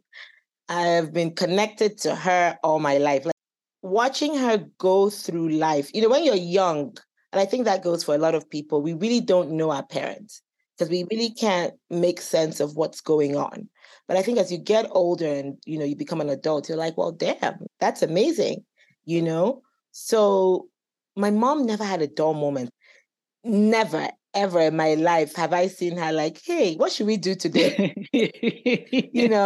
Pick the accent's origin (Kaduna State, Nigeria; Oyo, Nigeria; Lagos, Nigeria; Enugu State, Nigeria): Enugu State, Nigeria; Enugu; also born or lived in Houston, Texas / Owerri; now in United States; I've grown up in Nigeria for most of my life, even though I went to school here. I grew up in Enugu, but I'm from Owerri.